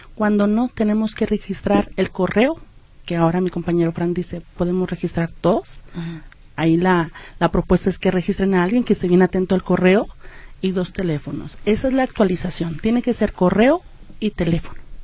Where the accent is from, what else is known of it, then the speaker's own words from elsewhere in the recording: Mexico; cómo somos los mexicanos